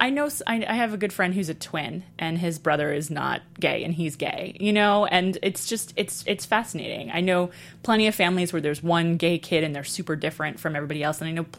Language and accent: English; New York City, New York, United States; I was really horrified that I grew up in New York City in the 80s